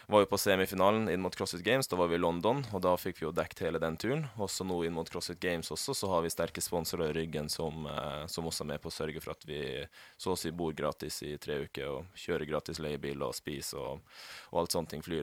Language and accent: Norwegian; Northern Norway, Norway; jeg er fra Nord-Norge, skulle gjerne reist hjem litt oftere og sånne ting.